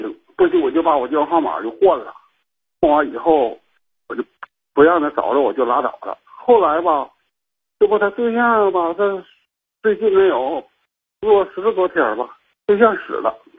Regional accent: Shenyang, Liaoning, China; 我家是沈阳的，

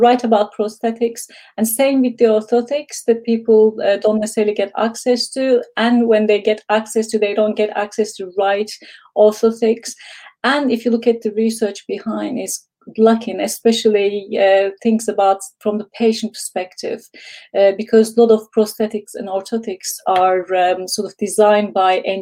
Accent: Istanbul, Turkey; moved away as an adult; now in United Kingdom; I'm from Istanbul, Turkey. And then 21 years ago, I came to UK

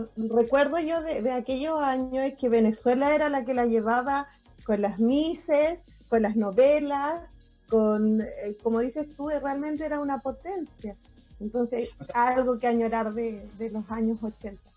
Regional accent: Calama, Antofagasta, Chile; Rodrigo y yo somos de Calama

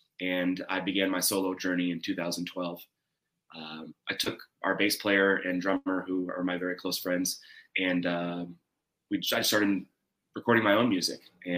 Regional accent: Cincinnati, Ohio, United States; I'm from Cincinnati, Ohio, and I come from two families of music.

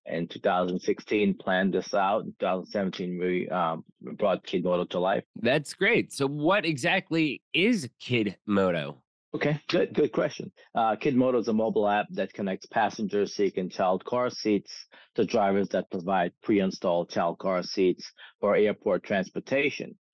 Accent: New York, United States; I'm from New York

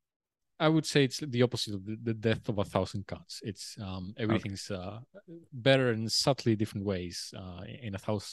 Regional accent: Uruguay; now in Australia; I always wanted to leave Uruguay, and I felt like Australia was a good choice.

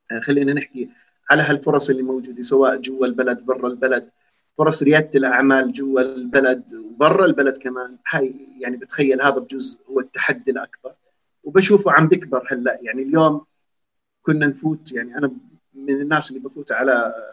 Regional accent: Jordan; احنا عم نحكي عن شباب اردنيين بيشبهونا

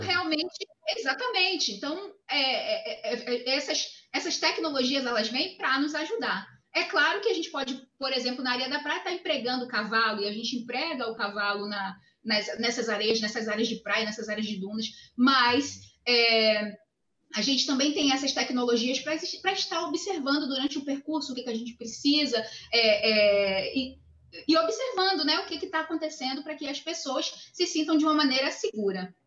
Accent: Rio de Janeiro, Brazil; moved away as an adult; now in Salvador, Brazil; Eu sou carioca

